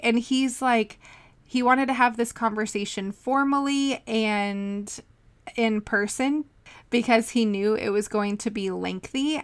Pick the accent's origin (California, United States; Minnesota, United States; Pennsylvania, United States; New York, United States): California, United States; we're both from California